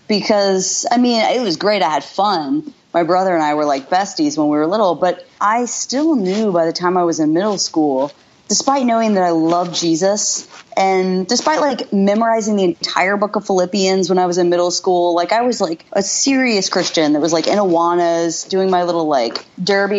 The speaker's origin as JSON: {"language": "English", "town": "Dallas", "region": "Texas", "country": "United States", "also_born_or_lived": "Houston, Texas", "moved": "yes", "lives_now": "Washington, D.C., United States", "said": "I live in DC now, and I'm from Dallas, Texas. I was actually born outside of Houston"}